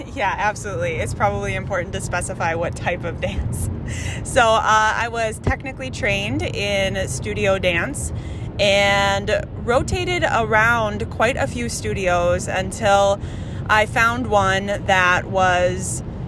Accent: Andover, Minnesota, United States; We grew up in Andover, Minnesota

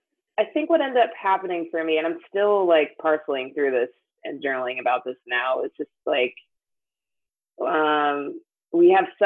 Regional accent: Jamaica; And I'm Jamaican too, so people are like, oh, you're fast, like you're athletic

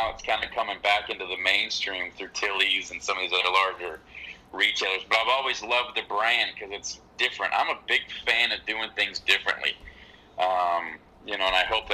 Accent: Southern California, United States; being from Southern California, we all wear Vans

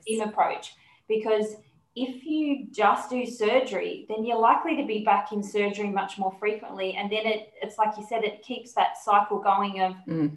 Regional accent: Sydney, New South Wales, Australia; I'm from Sydney

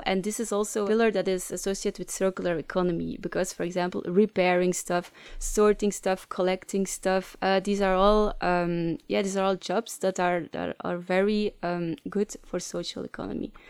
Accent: Leuven, Flanders, Belgium; accent: Flemish English; English is a second language; moved away as an adult; now in Ghent, Belgium; I'm from Leuven, but, uh, currently living in, uh, Ghent

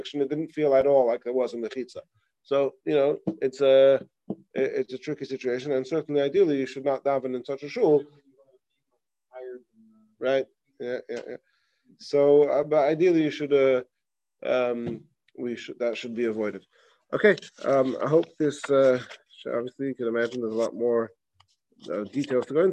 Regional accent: England, United Kingdom; moved away; I remember in growing up in England, you have all the United Synagogue.

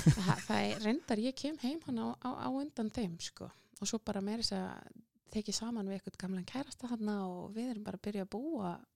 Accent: Njarðvík, Southern Peninsula, Iceland; ég fætt á uppalinn í Njárvíkonum og gekk Já. í Njárvíkusskóla og, og, hérna, og var þar alla skólagönguna

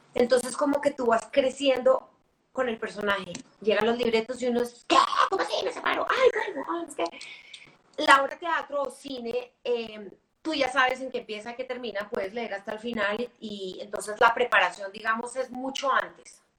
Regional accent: Bogotá, Colombia; also born or lived in New York; yo soy bogotana, yo hice la carrera en, Bogotá

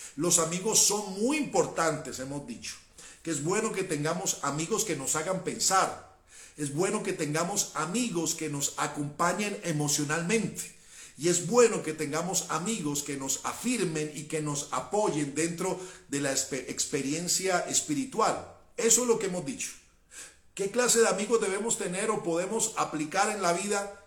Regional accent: Cali, Valle del Cauca, Colombia; yo soy caleño

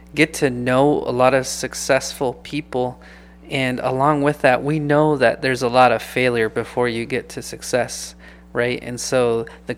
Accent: Los Mochis, Sinaloa, Mexico; moved away; I was actually born in Mexico. So shout out to all my people from Sinaloa, you know. And I was born in Los Mochis, Sinaloa.

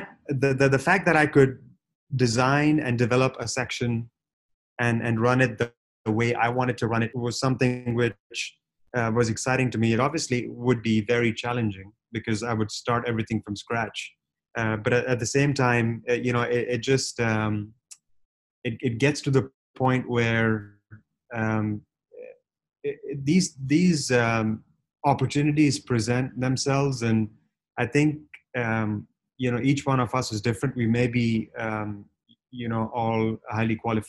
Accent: Punjabi from North India, India; I was born and raised in India

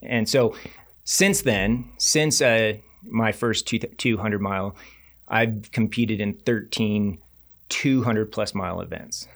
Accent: Reno, Nevada, United States; I grew up in Reno, Nevada, so I was always venturing up in that Tahoe region

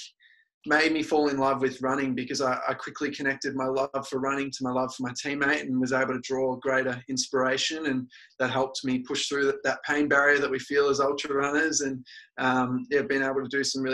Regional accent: Melbourne, Victoria, Australia; I'm from Vermont, Victoria, little suburb in the eastern suburbs

